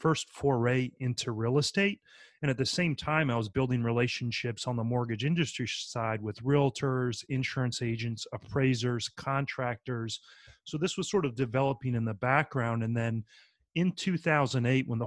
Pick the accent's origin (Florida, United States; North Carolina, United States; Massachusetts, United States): North Carolina, United States; moved away as an adult; now in New Orleans, United States; I grew up in North Carolina